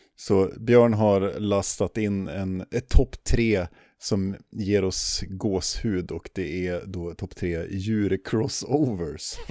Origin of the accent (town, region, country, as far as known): Sweden